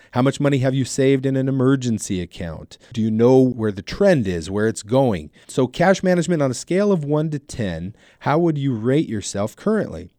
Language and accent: English; Southern California, United States; also born or lived in Ventura, California; I'm born and raised in Southern California. I live in Ventura, California